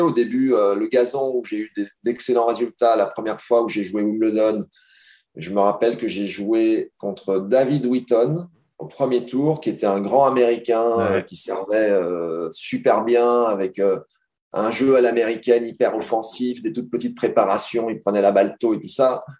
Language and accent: French; France; en tant que Français